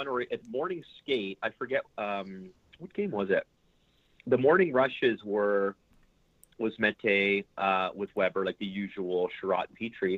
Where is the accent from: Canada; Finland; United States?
Canada; small town north of Edmonton, Northern Alberta; I grew up in Nowhere, Alberta.